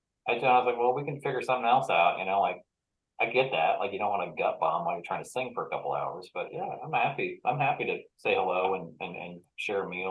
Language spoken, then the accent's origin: English; Lincoln, Nebraska, United States; now in Kansas City, United States; my hometown in Lincoln, Nebraska